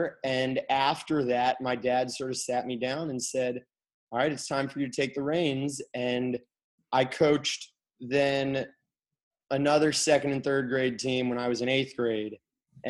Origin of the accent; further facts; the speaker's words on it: Kalamazoo, Michigan, United States; I'm from Kalamazoo, Michigan, and my parents still live there.